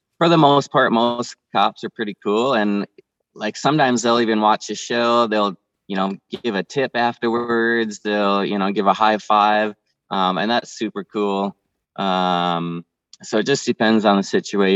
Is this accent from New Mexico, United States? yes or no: no; Minnesota, United States; moved away; I'm originally from Minnesota